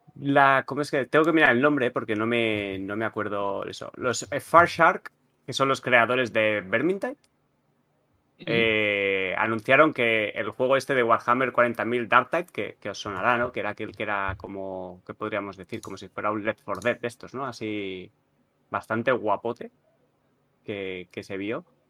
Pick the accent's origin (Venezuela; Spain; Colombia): Spain; Catalonia; soy catalán